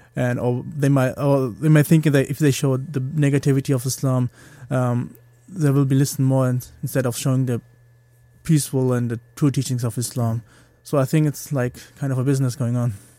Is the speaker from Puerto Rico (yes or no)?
no; Germany; moved away as an adult; now in Liverpool, United Kingdom; I grew up in Germany. I was born there.